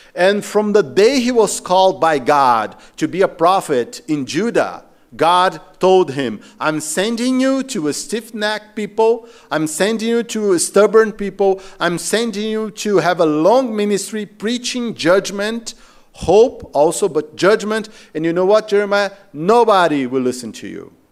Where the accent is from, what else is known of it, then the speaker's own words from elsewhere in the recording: Macaé, Rio de Janeiro, Brazil; moved away; I'm from Rio de Janeiro, I'm from Macaé